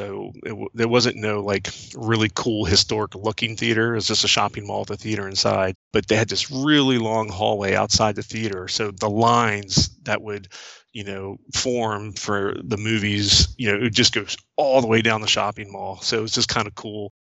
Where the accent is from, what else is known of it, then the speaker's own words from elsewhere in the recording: New Carrollton, Maryland, United States; so I'm 49 now, I'll be 50 in October, and I grew up in New Carrollton, Maryland, which is a suburb of Washington, D.C., and as the crow flies, it's about 5 miles from D.C., so it's pretty close, so I always kind of considered myself a D.C. guy